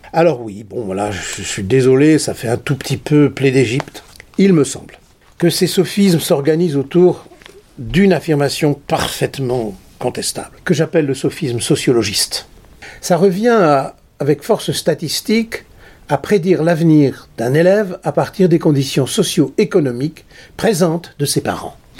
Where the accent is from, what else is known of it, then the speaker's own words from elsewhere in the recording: Nord, Hauts-de-France, France; je suis du Nord